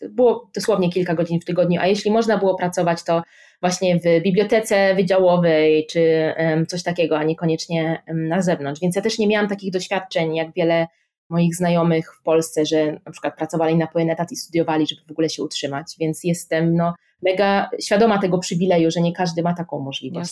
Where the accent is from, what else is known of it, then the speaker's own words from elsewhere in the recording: Szczecin, West Pomeranian Voivodeship, Poland; moved away as an adult; also born or lived in Oxford, United Kingdom; now in Warsaw, Poland; jestem ze Szczecina